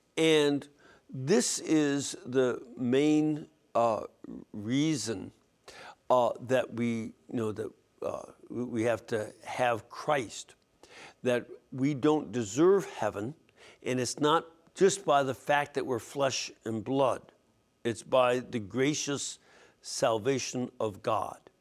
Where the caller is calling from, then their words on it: Montclair, New Jersey, United States; I'm calling from Montclair, New Jersey